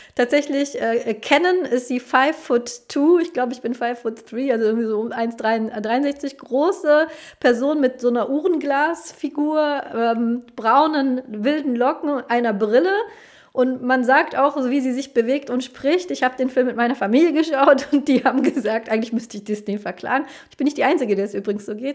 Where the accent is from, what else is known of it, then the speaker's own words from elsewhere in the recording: Germany; also born or lived in Colombia; ich bin in Kolumbien geboren, ich bin aber aufgewachsen, sozialisiert hier in Deutschland